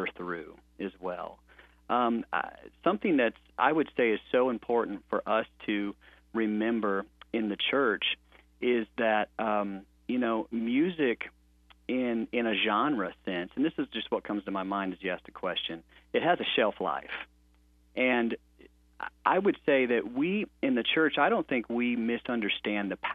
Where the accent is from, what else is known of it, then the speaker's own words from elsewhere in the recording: St. Louis, Missouri, United States; I grew up in St. Louis, Missouri